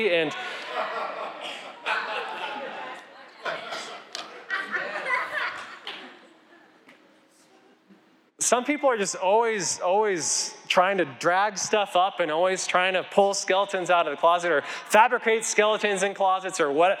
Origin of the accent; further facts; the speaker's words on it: Colorado, United States; I grew up here in Colorado